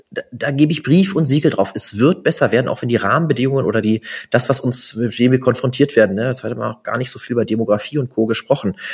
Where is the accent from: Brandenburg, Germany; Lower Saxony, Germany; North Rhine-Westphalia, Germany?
Brandenburg, Germany; now in Bochum, Germany; Nee, Bochumer Jung bin ich ja nicht, bin ja gar nicht hier geboren. Ich komme ja eigentlich aus Brandenburg.